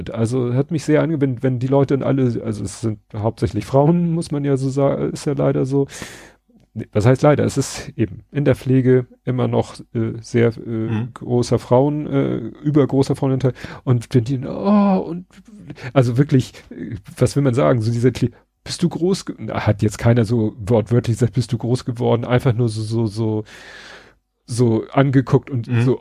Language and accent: German; Hamburg, Germany; Also wir kommen ja aus Hamburg-Bramfeld und die Sternbrücke ist ja also rissen kurz vor der Hamburger Stadtgrenze, also kurz vor Wedel.